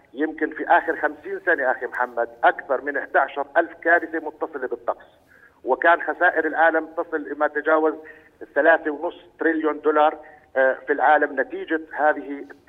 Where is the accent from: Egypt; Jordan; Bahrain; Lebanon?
Jordan; عندنا بالاردن